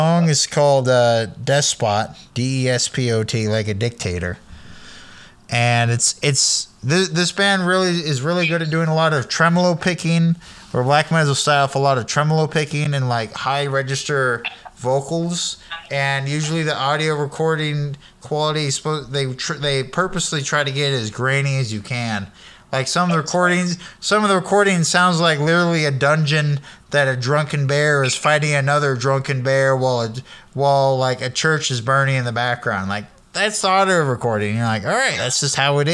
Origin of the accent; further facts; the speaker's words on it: Sacramento, California, United States; moved away as an adult; now in Eugene, United States; I'm from Sacramento in the 90s, early 2000s